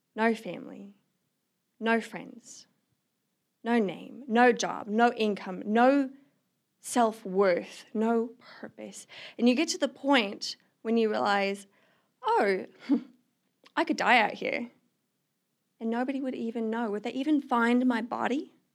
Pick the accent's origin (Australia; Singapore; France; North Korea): Australia; moved away as an adult; now in Missoula, United States; I'm originally from Australia. I moved to the United States about a year and a half ago